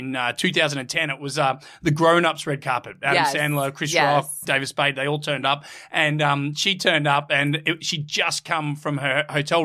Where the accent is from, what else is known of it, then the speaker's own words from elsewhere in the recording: Australia; I'm Australian. People struggle to understand me